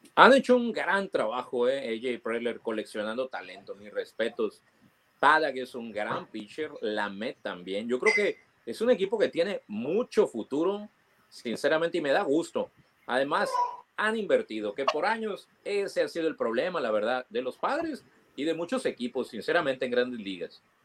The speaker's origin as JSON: {"language": "Spanish", "town": "Mazatlán", "region": "Sinaloa", "country": "Mexico", "tie": "born or raised there", "said": "yo nací en Mazatlán"}